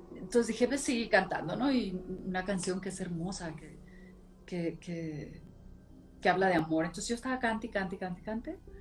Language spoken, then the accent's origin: Spanish; Monclova, Coahuila, Mexico; yo soy de Moncloa, Coahuila, y entonces todos vivía, mi abuela, nosotros, mi tía y mi tío